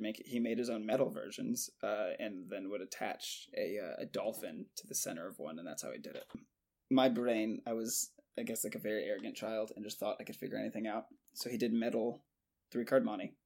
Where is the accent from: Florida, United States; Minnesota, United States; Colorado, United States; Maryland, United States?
Florida, United States; Jacksonville; Born and raised and currently still in Jacksonville, Florida